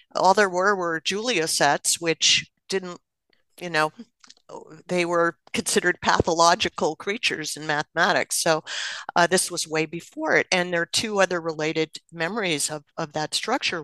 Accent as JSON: {"language": "English", "region": "New Jersey", "country": "United States", "tie": "born or raised there", "said": "I grew up in New Jersey, and my father worked in New York City."}